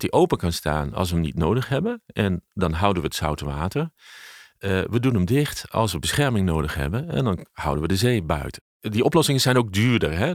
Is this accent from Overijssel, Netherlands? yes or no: no; Leeuwarden, Friesland, Netherlands; het opgroeien in Friesland